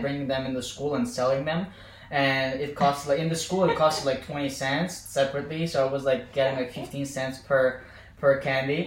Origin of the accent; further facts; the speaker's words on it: Baku, Azerbaijan; moved away as an adult; also born or lived in Tartu, Estonia / Tallinn, Estonia; now in Estonia; I was born in Baku, raised there, so I'm like technically this capital boy